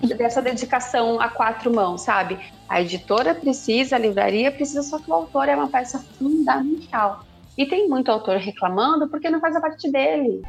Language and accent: Portuguese; Brazil; accent: caipira; eu sou caipira